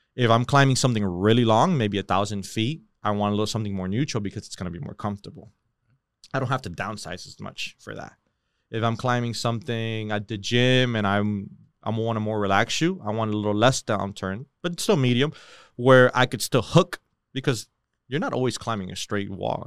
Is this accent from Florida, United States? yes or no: yes; Hialeah, Florida, United States; also born or lived in Miramar, Florida / Miami Lakes, Florida; I grew up in Miramar, Hialeah, you know that area